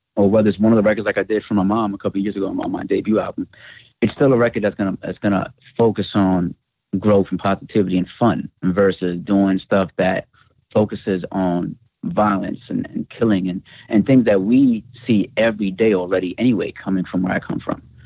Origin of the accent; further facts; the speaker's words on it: New York City, New York, United States; born and raised in the Bronx